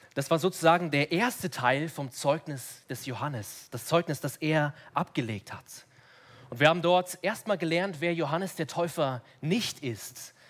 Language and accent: German; Munich, Bavaria, Germany; ich bin hier in München aufgewachsen